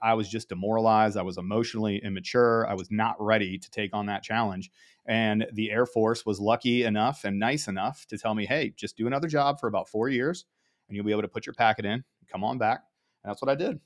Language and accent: English; Ohio, United States; grew up in Ohio